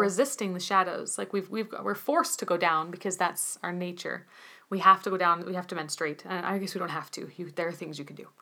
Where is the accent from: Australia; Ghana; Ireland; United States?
United States; as an American